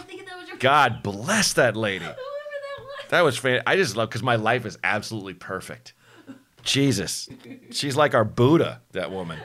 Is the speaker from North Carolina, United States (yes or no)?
no; Portland, Oregon, United States; born or raised there; moved away; also born or lived in Chicago